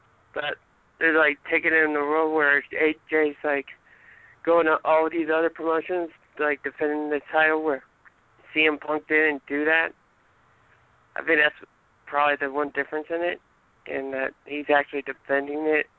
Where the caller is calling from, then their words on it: Maryland, United States; I'm calling from Maryland.